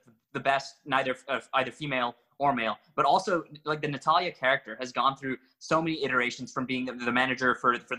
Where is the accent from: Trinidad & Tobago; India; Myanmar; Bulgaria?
India; I'm from India